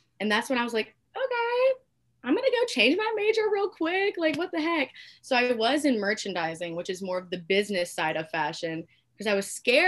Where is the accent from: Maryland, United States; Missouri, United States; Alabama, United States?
Alabama, United States; I'm from Alabama. Been born and raised here. Been here my whole life. And I go to a school here.